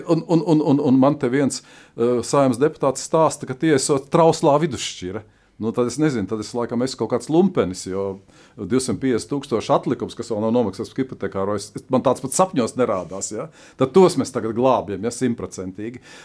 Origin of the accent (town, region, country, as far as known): Latvia